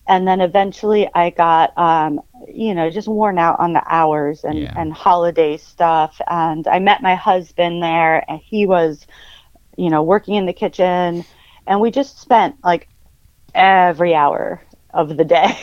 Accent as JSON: {"language": "English", "region": "Northeast Pennsylvania", "country": "United States", "tie": "born or raised there", "also_born_or_lived": "Iowa", "moved": "as an adult", "said": "I grew up in Northeast PA on a decent-sized property with woods and hiking trails and a creek"}